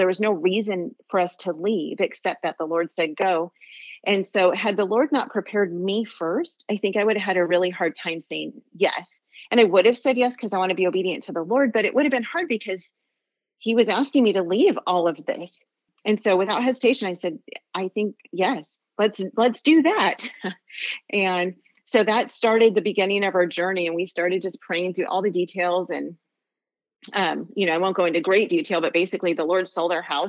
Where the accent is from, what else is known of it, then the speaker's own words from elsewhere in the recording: Los Angeles County, California, United States; moved away as an adult; We're from Los Angeles County